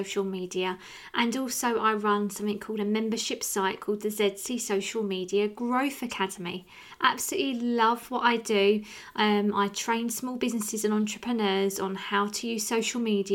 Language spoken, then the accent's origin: English; Rochester, South East England, United Kingdom; you can probably tell by my accent, I'm from an area called Rochester